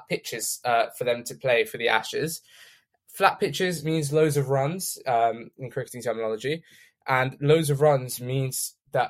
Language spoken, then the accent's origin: English; England, United Kingdom; we're both from England